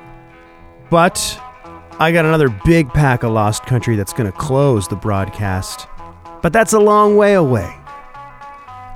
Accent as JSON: {"language": "English", "town": "Oshawa", "region": "Ontario", "country": "Canada", "tie": "born or raised there", "moved": "yes", "lives_now": "Winnipeg, Canada", "said": "my hometown of Oshawa"}